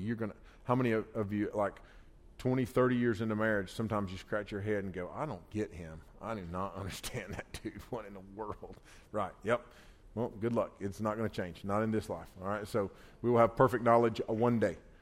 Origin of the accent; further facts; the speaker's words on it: United States; I grew up on the Pigeon River, not far from here. I grew up right on the Pigeon River